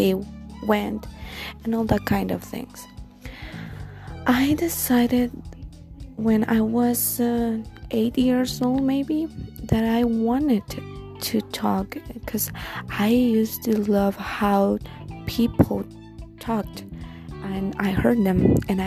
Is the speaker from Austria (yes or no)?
no; Guatemala; English is a second language; I'm not a native language speaker, as you can tell. I'm from Guatemala.